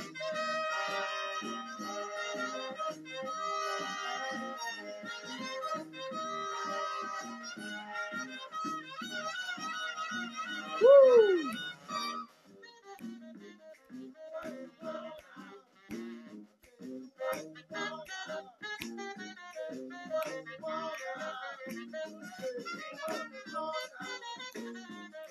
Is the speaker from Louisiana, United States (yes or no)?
yes; New Orleans, Louisiana, United States; now in Hattiesburg, United States; I'm from New Orleans